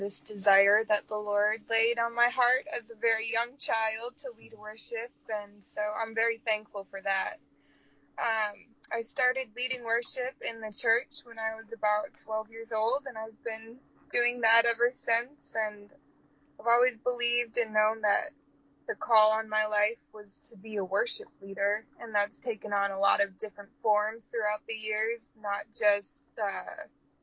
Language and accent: English; Brainerd, Minnesota, United States; my hometown, Brainerd, Minnesota